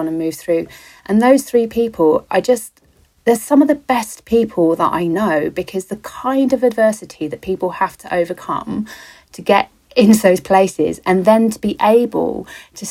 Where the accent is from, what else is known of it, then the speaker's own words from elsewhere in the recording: London, United Kingdom; I was born on the Thames, obviously in some romantic teenage fantasy, literally on the banks, but no, in a hospital that is on the Thames